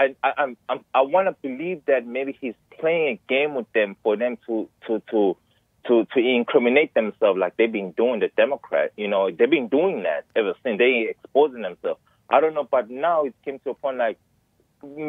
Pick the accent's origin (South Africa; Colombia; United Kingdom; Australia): South Africa; now in Massachusetts, United States; I was born and raised in South Africa.